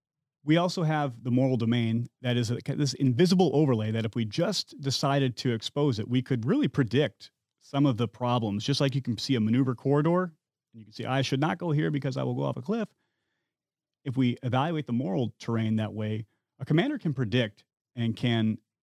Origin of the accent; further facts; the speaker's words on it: Midwest, United States; I come from the Midwest, where hunting is kind of a way of life. To put food on your plate in the winter, you shoot deer or rabbits. I had some exposure to firearms as a kid.